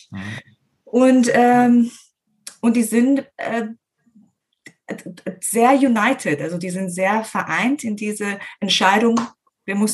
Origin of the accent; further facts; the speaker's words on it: Herzliya, Tel Aviv District, Israel; now in Germany; Äh, in Herzliya, das ist in der Nähe von Tel Aviv.